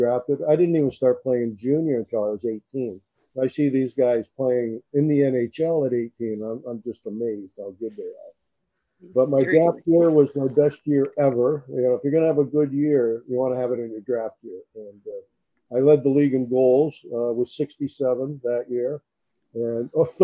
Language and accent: English; Toronto, Ontario, Canada; moved away; I'm from Toronto, Canada.